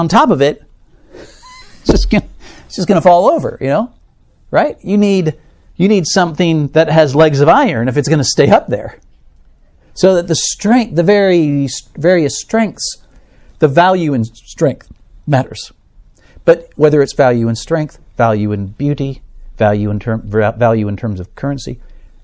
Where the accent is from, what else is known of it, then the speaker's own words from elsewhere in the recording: United States; as an American